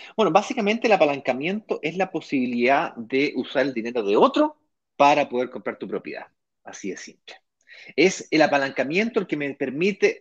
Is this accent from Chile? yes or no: yes; Chile; now in Brazil; yo soy chileno, de acuerdo, vivo en Brasil porque tengo mi mujer brasilera